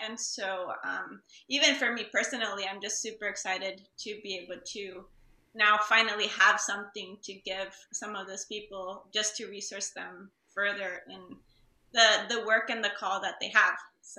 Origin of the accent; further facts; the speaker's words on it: Costa Rica; moved away; I'm from Costa Rica.